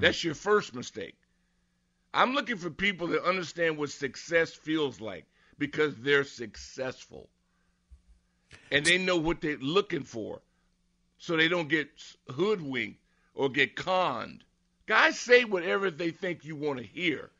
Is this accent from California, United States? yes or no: yes; Southern California, United States; moved away; I'm from Southern Cal